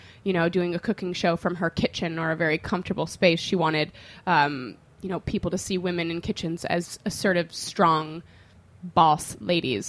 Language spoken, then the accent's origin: English; Chicago, Illinois, United States; moved away; Chicago. That's my hometown